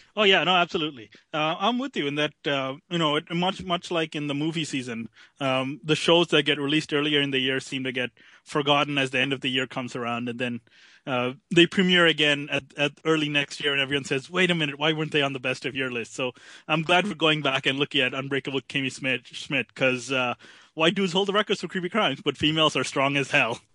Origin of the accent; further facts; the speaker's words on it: Canada; being a Canadian